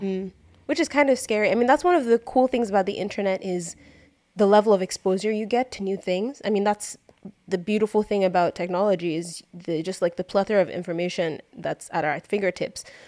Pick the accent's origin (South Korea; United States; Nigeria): Nigeria; we grew up in Nigeria